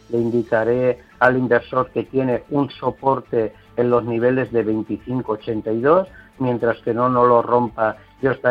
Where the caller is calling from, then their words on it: Seville, Andalusia, Spain; de Sevilla y le preguntaba la analista por Palantir de Estados Unidos.